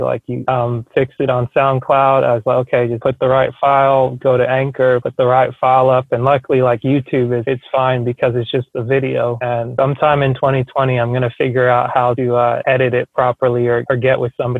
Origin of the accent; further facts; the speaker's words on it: Cameroon; And I'm originally from Cameroon, which is known well for playing soccer